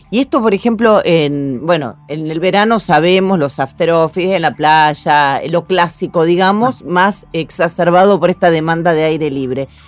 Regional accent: Mar del Plata, Buenos Aires Province, Argentina

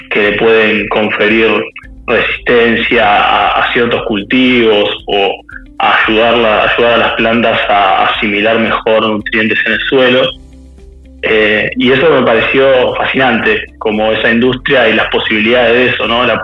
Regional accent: Quilmes, Buenos Aires Province, Argentina; yo soy de Guilmes

